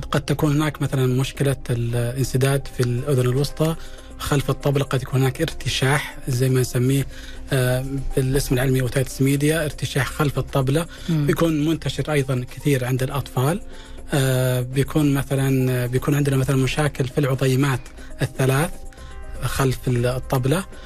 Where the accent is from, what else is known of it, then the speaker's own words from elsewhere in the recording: Saudi Arabia; عندنا في المملكة العربية السعودية